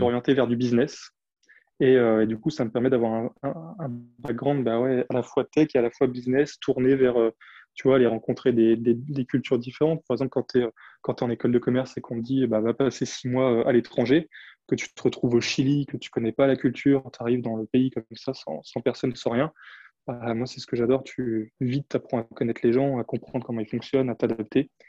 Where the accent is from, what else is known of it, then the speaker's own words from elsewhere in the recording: Champagne wine region, Grand Est, France; moved away; Je suis originaire du vignoble de la Champagne, donc j'ai grandi au milieu des vignes.